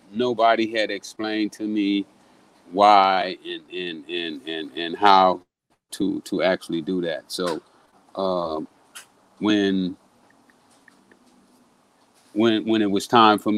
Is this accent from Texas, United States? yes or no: yes; Texas, United States; Well, you know, uh, I'm, I'm from Texas.